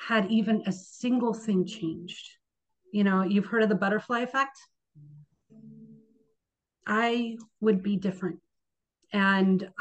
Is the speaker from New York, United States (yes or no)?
no; Bay Area, California, United States; moved away as an adult; now in Seattle, United States; I actually born and raised in the Bay Area, California.